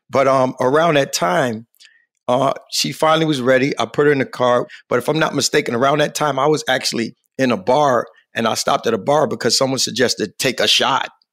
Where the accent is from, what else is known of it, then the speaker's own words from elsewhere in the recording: New York City, New York, United States; moved away; also born or lived in Hartford, Connecticut; I was born in Queens, New York, raised in Queens.